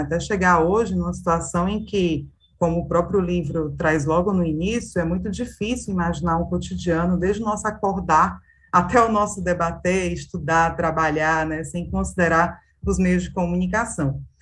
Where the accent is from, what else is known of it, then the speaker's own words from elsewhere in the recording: Brazil; nós que somos brasileiros, brasileiras